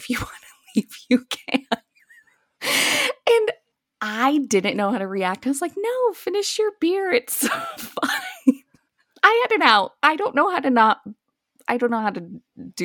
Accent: Colorado, United States; two people right here who have lived in Colorado their entire life

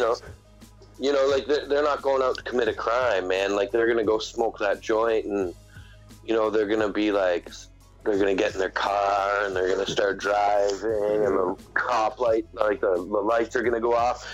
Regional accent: Canada; I'm an Indian. You know, I'm part of the Indian. Like I have to deal with Indian affairs and Indian Act of Canada

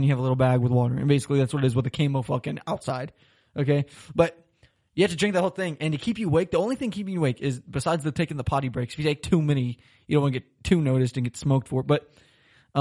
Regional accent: Florida, United States; moved away as an adult; now in Germany; I'm from Florida. It's always 80, 90 degrees

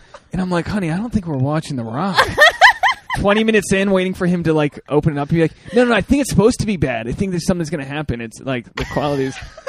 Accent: Newport, Rhode Island, United States; my hometown, Newport, Rhode Island

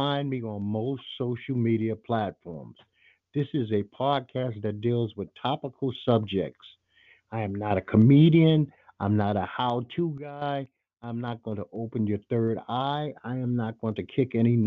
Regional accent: Brooklyn, New York, United States; when I was a kid growing up in Brooklyn

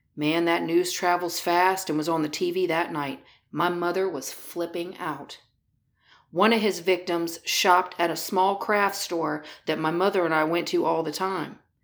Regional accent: Daytona Beach, Florida, United States; I grew up in Daytona Beach, Florida in the nineteen seventies and eighties

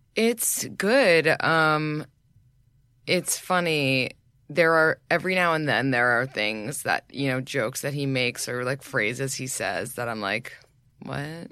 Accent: New York, United States; I grew up in New York.

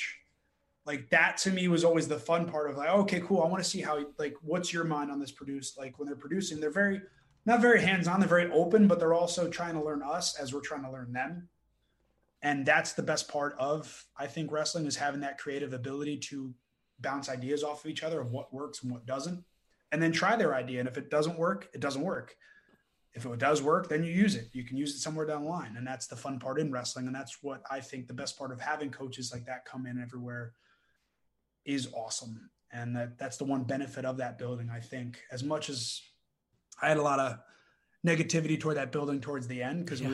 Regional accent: New Jersey, United States; now in Florida, United States; I was from New Jersey originally

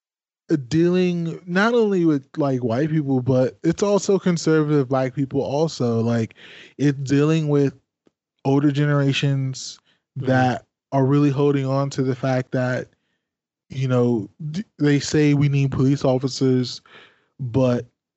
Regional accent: PG County, Maryland, United States; also born or lived in Washington, D.C. / West Virginia; I was born in Washington, D.C. I lived in PG County, Maryland from like the fifth grade up until I graduated and went to WVU

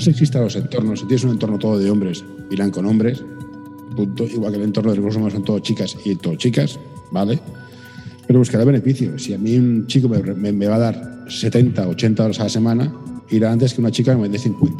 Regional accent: Barcelona, Catalonia, Spain; aquí en mi ciudad natal

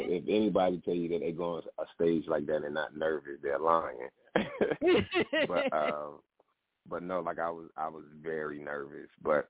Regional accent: Albany, Georgia, United States; now in New Jersey, United States; I'm calling from New Jersey, but I'm originally from Albany, Georgia.

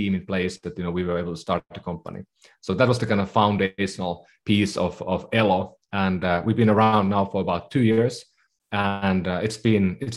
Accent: Finland; moved away as an adult; also born or lived in Bay Area, United States; now in San Francisco Bay Area, United States; I come from Finland originally, so been living in the Bay Area for about 15 years

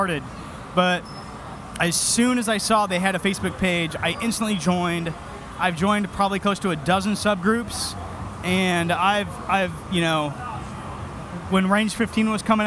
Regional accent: Portland, Oregon, United States; now in Lancaster County, United States; I am originally from Portland, Oregon.

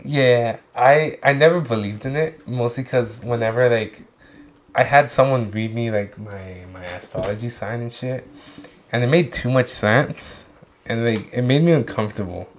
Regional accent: United States; I'm Mexican, but like realistically, I am American

